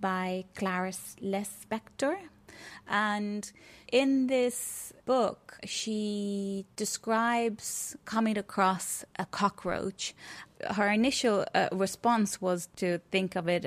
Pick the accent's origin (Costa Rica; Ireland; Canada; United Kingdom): Ireland; also born or lived in Athens, Greece / Wicklow; I'm a Irish visual artist and filmmaker, currently based somewhere between Athens and Greece and Wicklow.